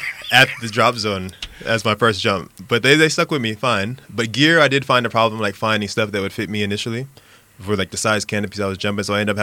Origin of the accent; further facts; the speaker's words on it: Arlington, Texas, United States; Dallas or Arlington, Texas, but I say Dallas because no one really knows where Arlington is